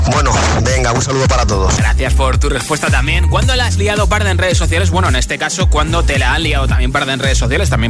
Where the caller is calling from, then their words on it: Valencia, Valencian Community, Spain; Hola, buenas tardes … de Valencia